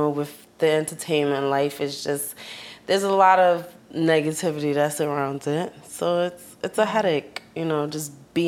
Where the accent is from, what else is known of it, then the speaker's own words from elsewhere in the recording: New York City, New York, United States; I'm from Queens